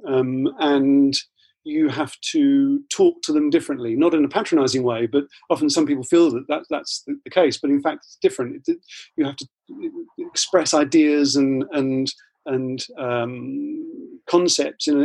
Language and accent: English; Ilford, London, United Kingdom; I grew up in Ilford in Essex.